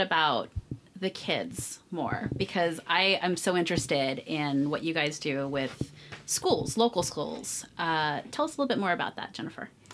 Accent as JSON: {"language": "English", "town": "Berkeley", "region": "California", "country": "United States", "moved": "yes", "lives_now": "Las Vegas, United States", "said": "Berkeley, where I'm from. I'm from the Bay Area, the East Bay"}